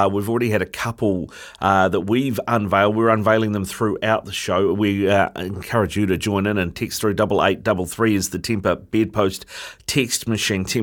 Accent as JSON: {"language": "English", "region": "England", "country": "United Kingdom", "said": "Uh, as an Englishman, uh, Charlie, that's got to bring a smile to your face"}